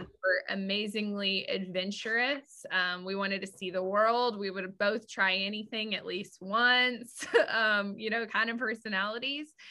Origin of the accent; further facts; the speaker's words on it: West Texas, United States; I grew up in West Texas